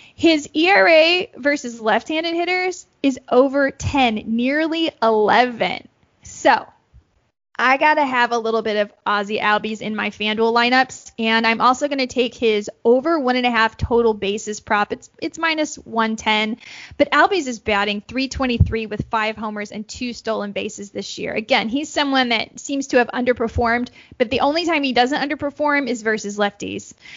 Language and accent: English; Texas, United States; I'm from Texas